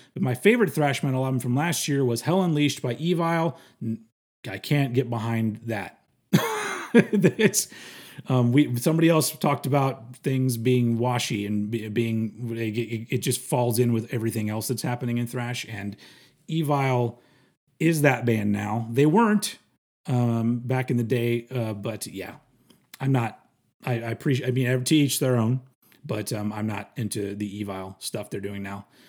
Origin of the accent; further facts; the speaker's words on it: United States; I'm American